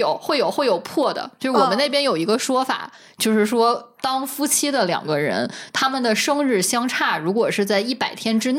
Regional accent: Northeast China, China; 我因为我生在东北嘛

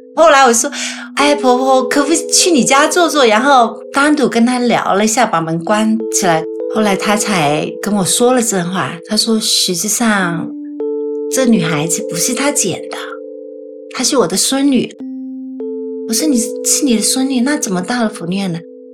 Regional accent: Guangzhou, Guangdong, China; moved away as an adult; now in United States; 一九七零年出生的，我的老家是广州，郊区的

